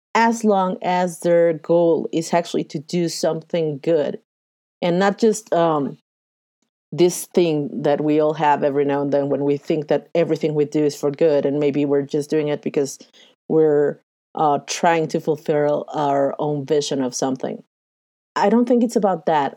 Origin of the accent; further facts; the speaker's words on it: Mexico City, Mexico; I am from Mexico City, I have lived and breathed the good and the bad and the ugly of globalization and NAFTA